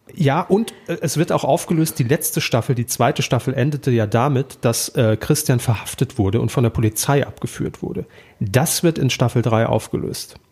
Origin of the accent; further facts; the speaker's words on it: Saarland, Germany; moved away; Ich komme ja aus dem Saarland ursprünglich, habe dort beim Regionalfernsehen irgendwann mal meine Ausbildung gemacht.